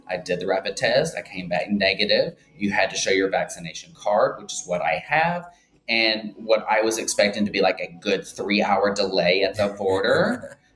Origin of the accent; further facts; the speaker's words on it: Birmingham, Alabama, United States; moved away as an adult; also born or lived in Atlanta, Georgia; now in Linden, United States; so I am originally from Birmingham, Alabama, and then um, about a little over 15 years ago, I moved to uh, Atlanta, Georgia, where I started my drag career.